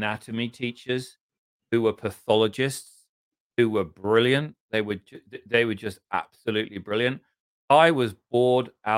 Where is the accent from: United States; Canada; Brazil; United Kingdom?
United Kingdom; England; We're English